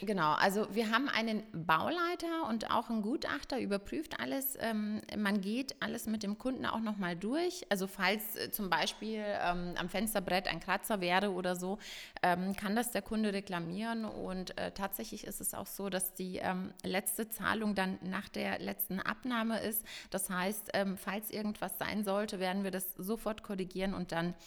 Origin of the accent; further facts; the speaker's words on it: Ingolstadt, Bavaria, Germany; ich bin eine gebürtige Ingolstädterin